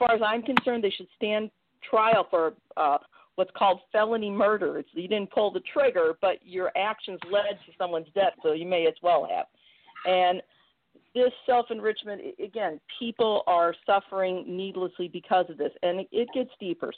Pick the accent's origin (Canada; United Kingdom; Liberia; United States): United States; St. Louis, Missouri; my hometown of St. Louis